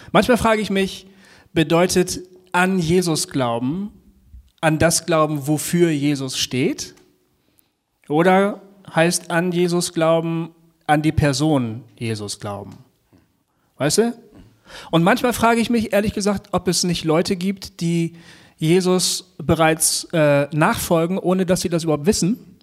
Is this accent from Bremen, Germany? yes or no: yes; Bremen, Germany; das haben wir als Jugendlicher in Bremen öfter äh, gemacht